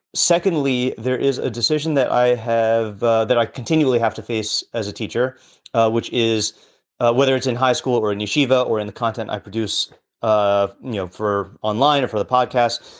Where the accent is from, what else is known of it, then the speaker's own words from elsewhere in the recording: West Coast, United States; now in New York, United States; I grew up on the West Coast